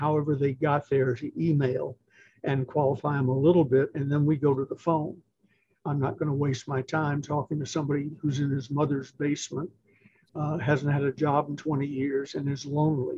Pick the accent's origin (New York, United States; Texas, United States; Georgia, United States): Georgia, United States; Atlanta; I'm from Atlanta